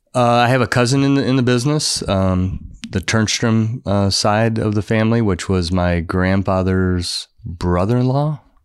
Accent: Florida, United States; I grew up in Florida

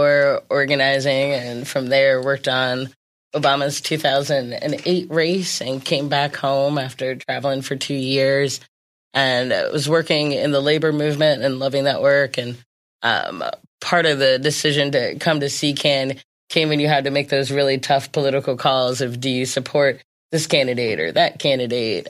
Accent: Hagerstown, Maryland, United States; I'm from Hagerstown, Maryland

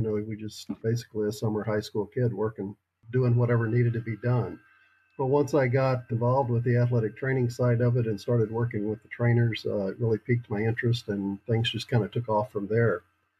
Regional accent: East Texas, United States; Grew up in a small town in East Texas.

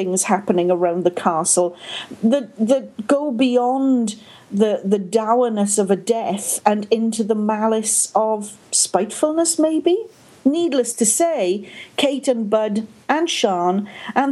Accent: Wales, United Kingdom; moved away as an adult; now in Canada; I was born, raised, and lived in Wales for many decades, and now I'm a Canadian.

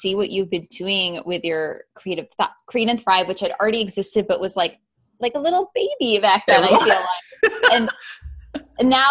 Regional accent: Chicago, Illinois, United States; I'm from Chicago originally

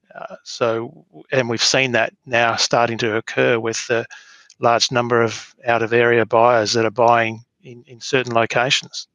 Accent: Mount Barker, Western Australia, Australia; now in Albany, Australia; grew up uh, on a farm west of west of um, Mount Barker

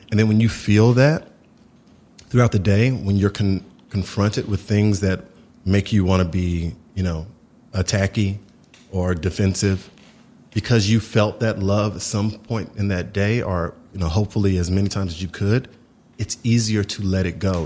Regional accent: Houston, Texas, United States; My family were from Houston, Texas

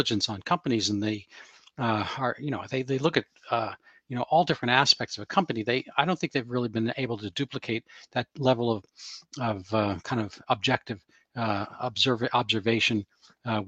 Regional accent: New York City, New York, United States; I'm from New York City myself, the borough of Queens

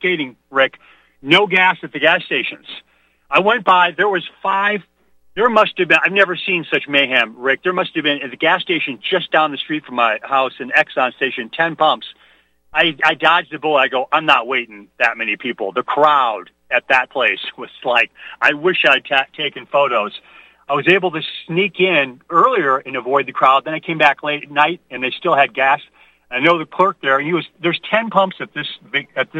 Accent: Midwest, United States; I was raised in the Midwest.

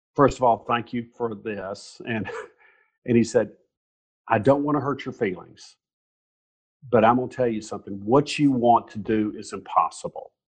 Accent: Mountain Brook, Alabama, United States; growing up in Mountain Brook, Alabama

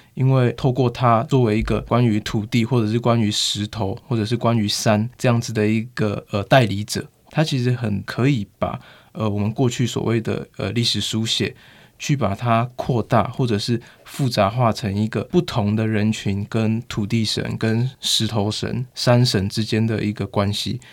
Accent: Taiwan; also born or lived in Guanxi, Hsinchu / Zhongli, Taoyuan; 我的老家，就是桃园新，呃，新竹关西那一带，但后来有搬出来到，呃，外面，就是现在的中立那附近

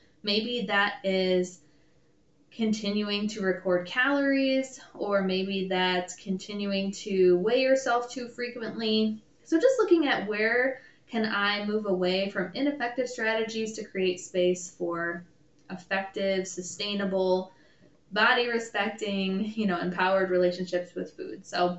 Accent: Michigan, United States; I'm from the Midwest. I grew up in Michigan.

